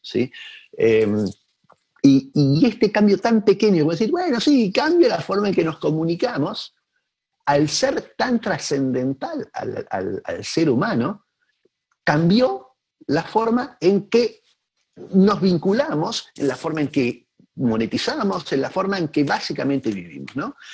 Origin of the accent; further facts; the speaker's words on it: Argentina; en mi país